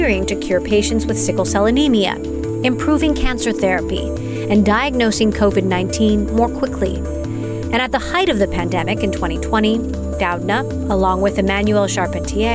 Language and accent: English; Hawaii, United States; I grew up in Hawaii as well.